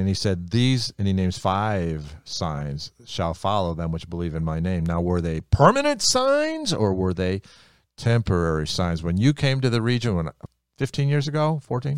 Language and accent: English; United States; I'm Hungarian, but I grew up in America, so I speak English